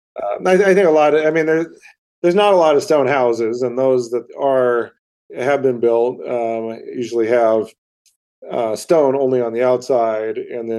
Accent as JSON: {"language": "English", "region": "Montana", "country": "United States", "tie": "born or raised there", "said": "growing up in Montana"}